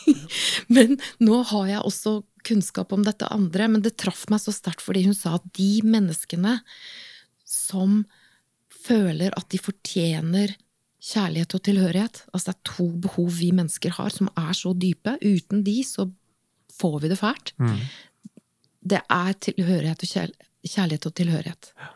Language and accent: Norwegian; Åsgårdstrand, Vestfold, Norway; moved away; also born or lived in Bergen; Helt opprinnelig så er jeg fra Åsgårdstrand i eh, Vestfold